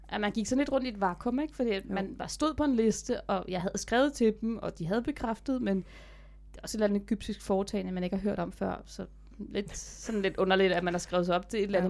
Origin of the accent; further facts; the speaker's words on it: Denmark; jeg er den første dansker, der har landet faldskærm i pyramiderne